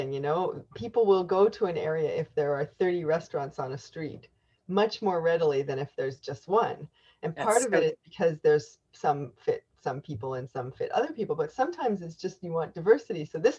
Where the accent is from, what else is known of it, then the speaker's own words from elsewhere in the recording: Canada; I am unapologetically Canadian.